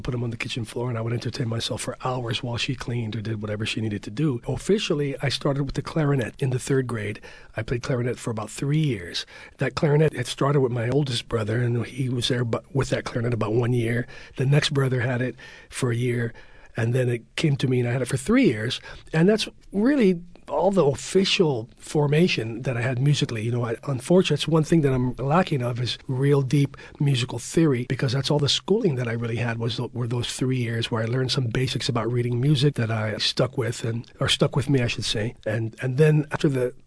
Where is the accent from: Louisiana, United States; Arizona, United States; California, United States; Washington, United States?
California, United States; San Francisco; I was born and raised in the Mission District, born on 22nd and Harrison and raised up on Bernal Heights